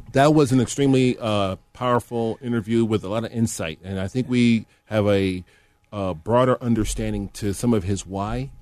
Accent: University Park, Illinois, United States; I grew up in Will County, uh, Mr. Elder. Will County is a southern uh, area in the northern part of Illinois

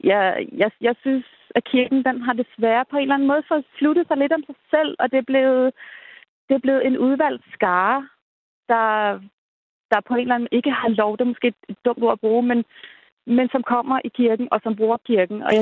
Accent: Denmark; vi er danskere, og vores kirke, det er den, der har været her i flere hundrede år

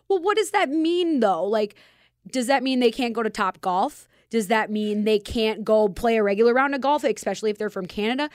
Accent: Minnesota, United States; accent: Minnesota; now in Las Vegas, United States; I'm from Minnesota, and as you can tell by my accent

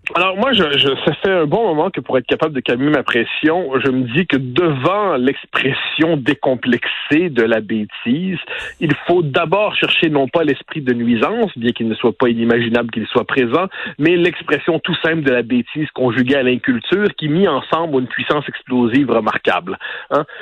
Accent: Quebec, Canada; chez nous au Québec

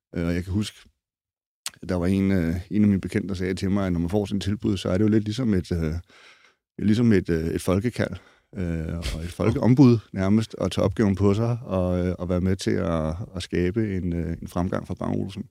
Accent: Denmark; os danskere

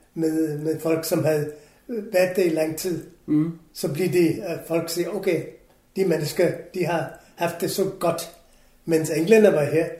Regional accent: Kolkata, West Bengal, India; Danish is a second language; moved away as an adult; also born or lived in Goa, India / England; now in Denmark; jeg kommer fra Calcutta

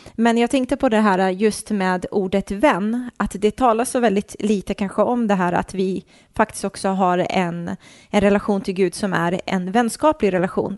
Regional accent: Nacka, Stockholm County, Sweden; jag är uppvuxen i förorten uppe i Stockholm, mm. i en förort som heter Fisksätra

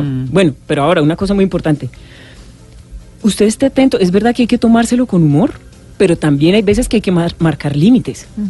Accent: Bucaramanga, Santander, Colombia; accent: Santander; now in Bogotá, Colombia; yo, como habrán podido sentir en el mm. acento, parece que hubiera llegado en Copetrán de las 5 de la tarde de ayer de Bucaramanga.

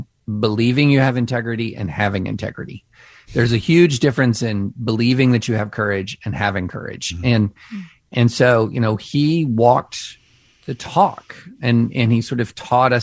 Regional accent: rural Kentucky, United States; moved away; also born or lived in Opelika, Alabama / Nashville, Tennessee; But I grew up in rural Kentucky

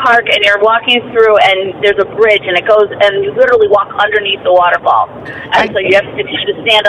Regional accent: Scottsville, near Mumford, New York, United States; I grew up in Scottsdale.

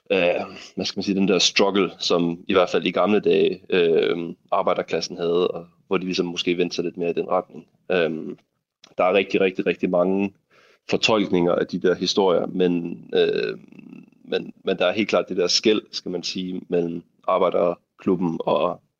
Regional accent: Denmark; now in Munich, Germany; så jeg er dansker i München, øh, og det, det har jeg det helt fint med.

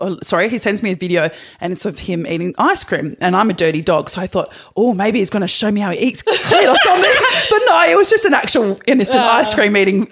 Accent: Perth, Western Australia, Australia; moved away; I'm originally from Perth.

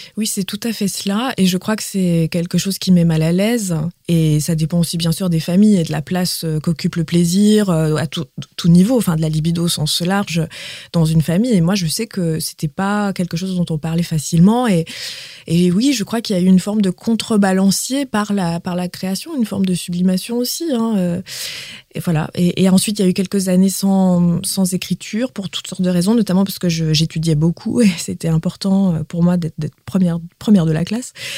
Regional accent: Quebec, Canada; first language Quebec French; now in France; en tant que québécoise en France

